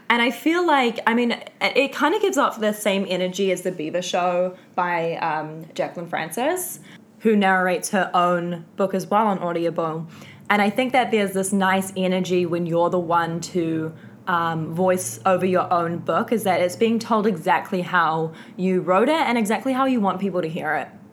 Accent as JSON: {"language": "English", "region": "Auckland", "country": "New Zealand", "said": "I am not from Wellington. I am from also the North Island, but I'm from Auckland"}